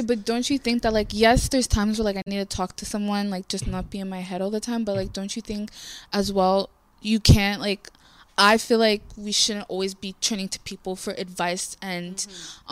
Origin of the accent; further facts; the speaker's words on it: Jamaica; I'm Jamaican, like we do do that in Jamaica as well.